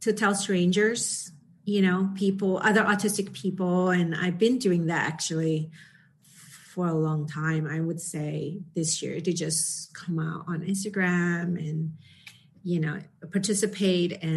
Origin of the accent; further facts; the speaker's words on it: Indonesia; moved away; I came from Indonesia